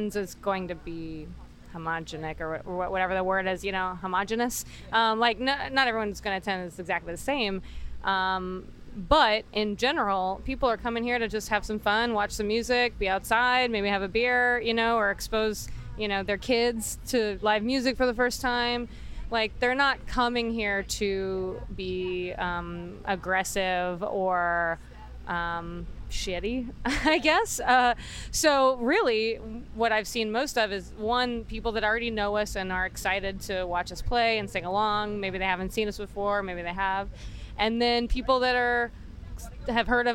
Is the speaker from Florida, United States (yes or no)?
no; Baltimore, Maryland, United States; We're from Baltimore, So East Coast